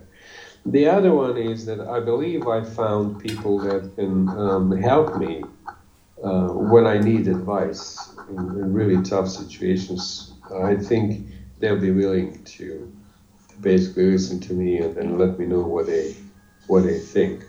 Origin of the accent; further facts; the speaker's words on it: Bosnia & Herzegovina; English is a second language; I'm from Bosnia